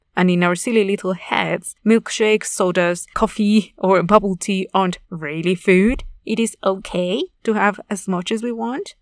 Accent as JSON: {"language": "English", "country": "Mexico", "said": "I am from Mexico, a highly agricultural nation"}